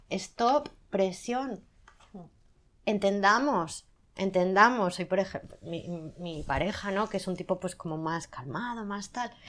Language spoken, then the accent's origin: Spanish; Zaragoza, Aragon, Spain; soy de Zaragoza. Y en Zaragoza gritamos mucho.